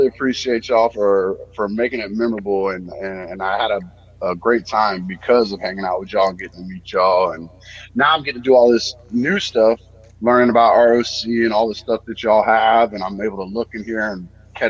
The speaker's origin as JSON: {"language": "English", "town": "Tampa", "region": "Florida", "country": "United States", "tie": "born or raised there", "said": "I grew up in Tampa."}